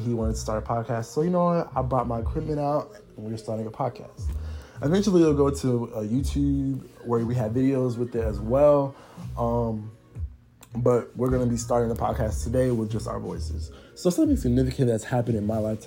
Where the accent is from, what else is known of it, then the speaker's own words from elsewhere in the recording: Atlanta, Georgia, United States; I am from Atlanta, Georgia